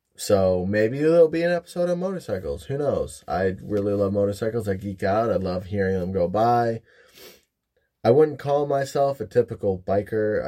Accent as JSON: {"language": "English", "region": "Michigan", "country": "United States", "moved": "as an adult", "lives_now": "Ohio, United States", "said": "I live in Ohio, originally from Michigan. moved all around the state of Michigan"}